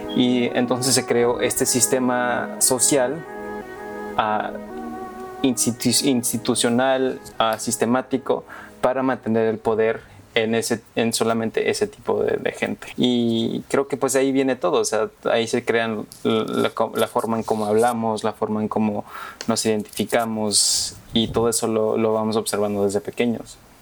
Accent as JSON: {"language": "Spanish", "region": "New York", "country": "United States", "tie": "born or raised there", "also_born_or_lived": "Mexico", "said": "Sí, nací en México y me, mudé a Nueva York como a eso del casi tres años."}